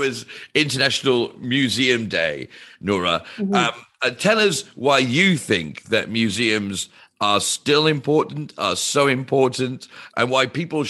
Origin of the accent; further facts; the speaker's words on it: United Kingdom; Now, I'm British